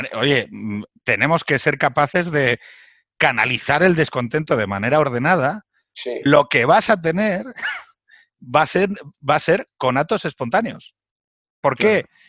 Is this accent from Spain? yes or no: yes; Asturias, Spain; moved away; yo vengo de Asturias